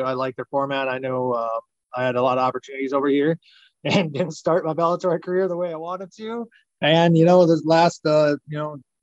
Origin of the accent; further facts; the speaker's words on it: Lamberton, Minnesota, United States; I grew up on a hog farm outside of Lamberton